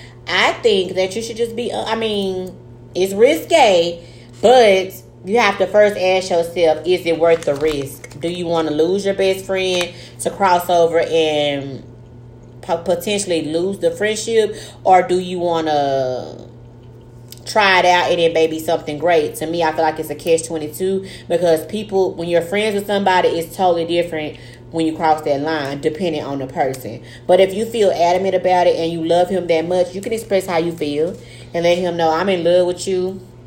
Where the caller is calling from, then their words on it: Tyler, Texas, United States; I'm writing in from Tyler, Texas.